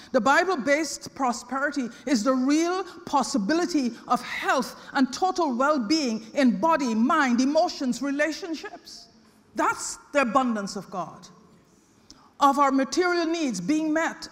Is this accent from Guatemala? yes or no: no; Guyana; I was born in British Guyana